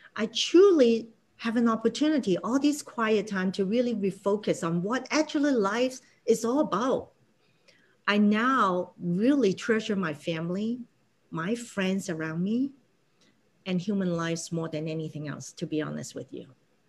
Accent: Hong Kong; English is a second language; now in United States; when I first came to America, I'm from Hong Kong, right? So a certain level of English capability that we all build in.

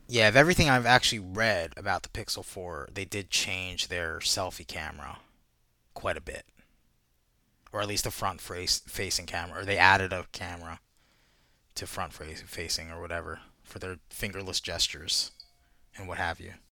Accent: United States; I'm American

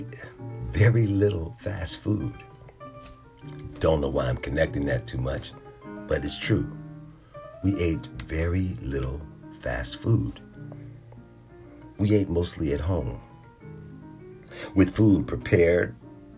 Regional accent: Philadelphia, Pennsylvania, United States; moved away as an adult; also born or lived in North Carolina; now in Virginia, United States; my home in Philadelphia, where I was born and raised

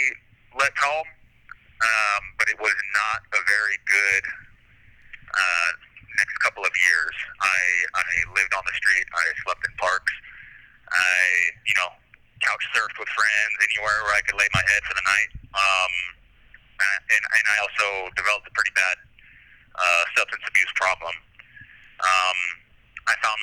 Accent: Santa Maria, California, United States; moved away as an adult; also born or lived in Kentucky; now in California, United States; I'm from Santa Maria, born and raised, spent my formative years there, and I lived there until I was 19

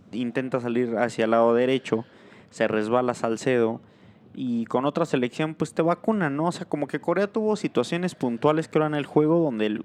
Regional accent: Mexico; creo que también como mexicanos sobrevaloramos un poquito la selección

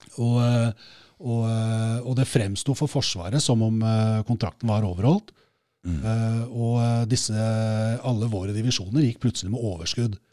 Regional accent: Oslo, Norway; jeg vokste opp på Skullerud

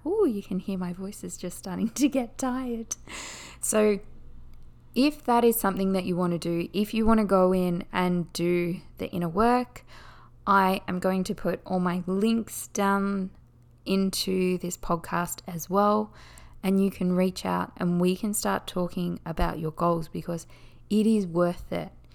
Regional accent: Australia; accent: Australian; I am Australian

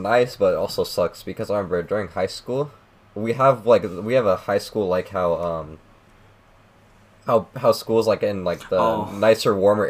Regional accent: California, United States; also born or lived in Utah / Pennsylvania; I come back to my hometown in California

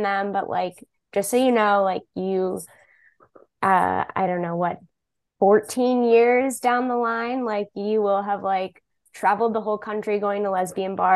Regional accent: Massachusetts, United States; growing up in Massachusetts

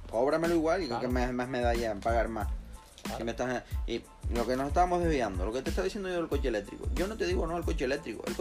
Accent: Canary Islands, Spain; nosotros somos de Tenerife y nos dicen que tenemos que ir a La Palma.

